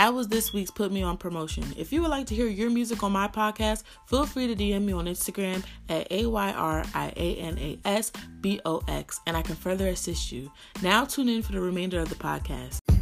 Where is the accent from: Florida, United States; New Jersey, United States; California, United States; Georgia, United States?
New Jersey, United States; I'm from Jersey